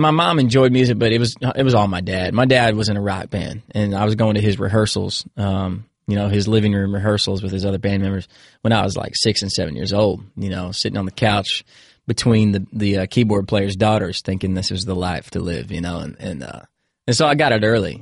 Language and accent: English; Williamsburg, Virginia, United States; also born or lived in Indiana; I grew up in Virginia